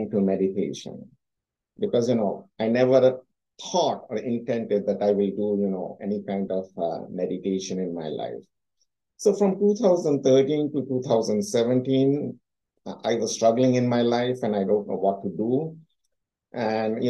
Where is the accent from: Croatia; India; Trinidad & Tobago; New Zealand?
India; moved away; I came from India